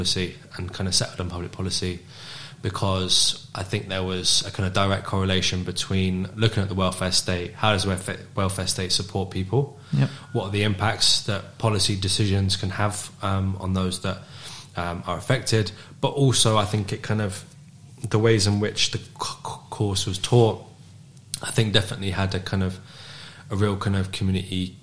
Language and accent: English; London, United Kingdom; moved away as an adult; now in Glasgow, United Kingdom; I was born in London, in North London. And I moved up to Glasgow when I was 18.